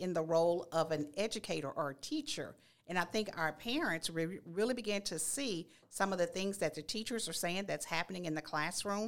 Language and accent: English; Nacogdoches, Texas, United States; now in Baytown, United States; I am a native of Nacogdoches, born and raised